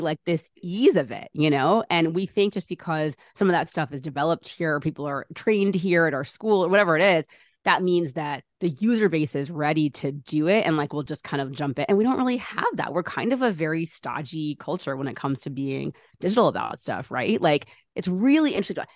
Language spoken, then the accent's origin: English; United States; Born and raised in America